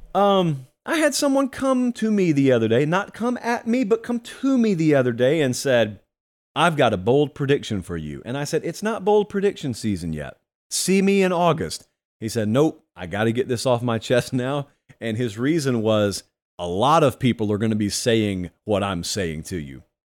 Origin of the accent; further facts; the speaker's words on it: Georgia, United States; the University of Georgia, my home state.